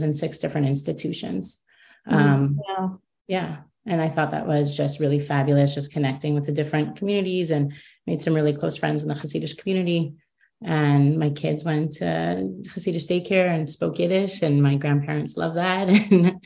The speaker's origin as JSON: {"language": "English", "town": "Vancouver", "region": "British Columbia", "country": "Canada", "tie": "born or raised there", "also_born_or_lived": "Montreal", "moved": "as an adult", "said": "I grew up in a very close-knit, loving family in that gorgeous city, my hometown of Vancouver, BC"}